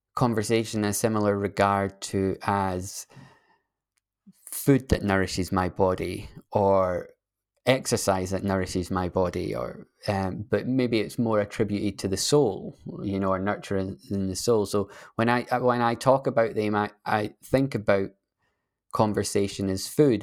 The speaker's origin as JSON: {"language": "English", "region": "Scotland", "country": "United Kingdom", "said": "I'm a Scottish person"}